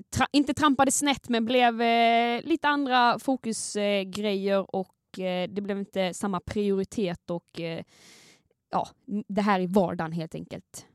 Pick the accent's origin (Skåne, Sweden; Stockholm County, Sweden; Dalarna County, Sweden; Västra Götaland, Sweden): Skåne, Sweden; accent: Scanian (skånska); Jag eh, kommer ju från Skåne